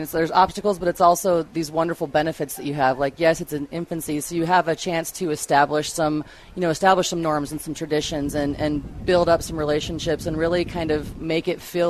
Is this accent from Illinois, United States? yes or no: no; Cheyenne, Wyoming, United States; moved away as an adult; now in Severance, United States; I was born and raised in Cheyenne, and I moved here, oh, my goodness, 9 years ago now